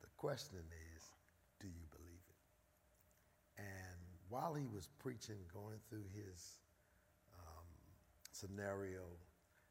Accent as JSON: {"language": "English", "town": "Philadelphia", "region": "Pennsylvania", "country": "United States", "tie": "born or raised there", "said": "born and raised in North Philadelphia, Raymond Rosen Projects."}